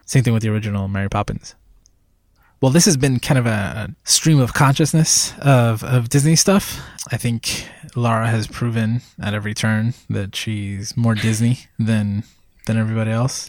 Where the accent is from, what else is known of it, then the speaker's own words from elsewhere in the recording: Puerto Rico; moved away as an adult; I was born in Puerto Rico, and that was basically my childhood